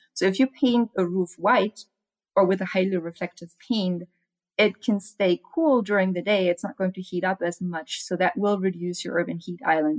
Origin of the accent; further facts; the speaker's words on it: Germany; now in Arizona, United States; I'm from Germany